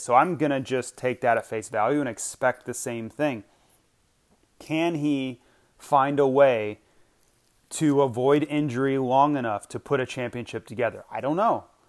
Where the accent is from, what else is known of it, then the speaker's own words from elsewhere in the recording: Gainesville, Florida, United States; moved away; mini Olympics are held in my hometown. So I, when I was still living there